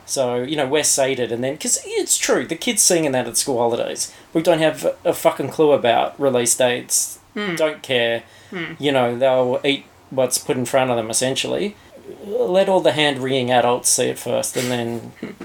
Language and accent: English; Australia; as an Australian